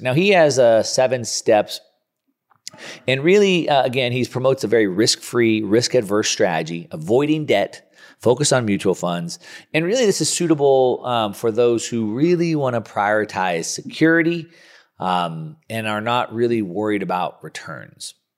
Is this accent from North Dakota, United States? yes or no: no; Southern California, United States; I'm a surfer from Southern California